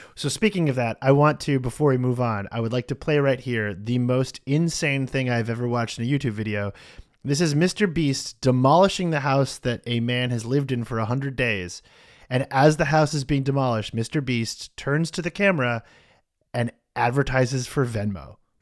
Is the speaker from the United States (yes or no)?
yes; United States; I'm American